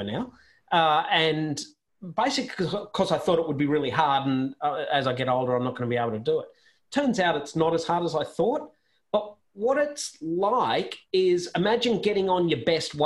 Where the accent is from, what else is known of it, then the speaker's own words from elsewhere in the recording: Sydney, New South Wales, Australia; I grew up on Sydney's northern beaches